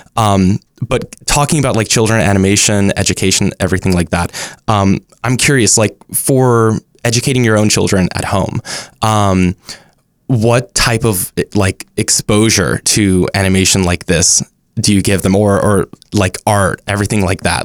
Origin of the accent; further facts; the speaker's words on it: Dallas, Texas, United States; now in Los Angeles, United States; I'm from Dallas